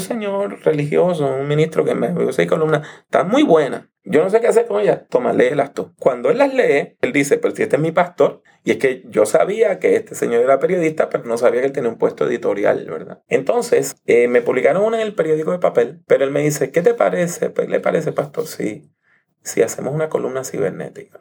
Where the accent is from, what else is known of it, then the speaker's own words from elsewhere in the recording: Puerto Rico; also born or lived in New York; yo me crié aquí en Puerto Rico